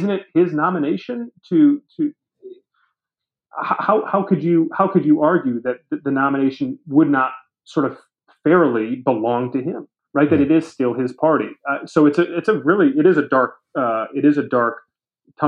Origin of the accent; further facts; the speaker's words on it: Brighton, Michigan, United States; my home state of Michigan